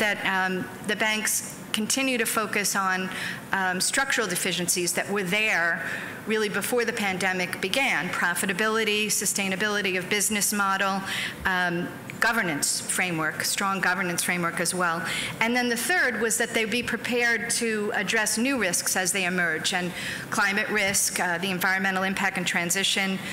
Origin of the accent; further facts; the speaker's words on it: United States; accent: American; also born or lived in Germany; I'm an American. I live in New York